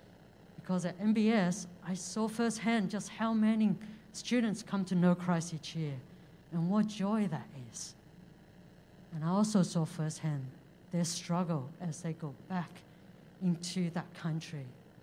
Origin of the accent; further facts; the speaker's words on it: China; moved away; I was born in China.